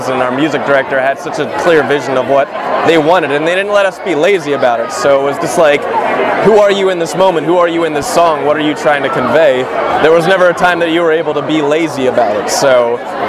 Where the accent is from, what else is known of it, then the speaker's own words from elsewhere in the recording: Hershey, Pennsylvania, United States; moved away as an adult; also born or lived in Philadelphia / New York; now in California, United States; I am from Hershey, Pennsylvania